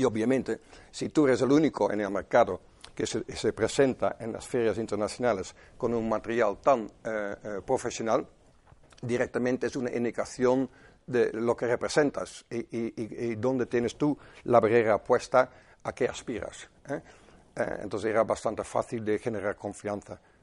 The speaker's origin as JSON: {"language": "Spanish", "country": "Netherlands", "second_language": "Spanish", "moved": "yes", "said": "Soy holandés, de 57 años me parece"}